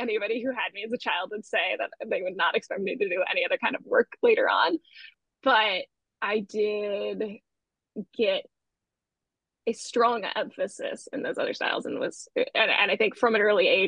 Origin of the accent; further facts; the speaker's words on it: Toledo, Ohio, United States; moved away as an adult; also born or lived in Cincinnati, Ohio; now in New York, United States; I'm originally from Toledo, Ohio